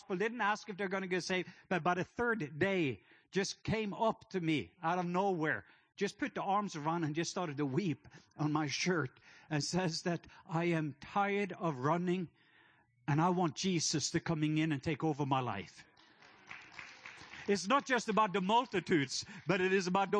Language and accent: English; Norway; now in Atlanta, United States; I am from the country of Norway. So my accent, I'm not from Atlanta. That's just where I live.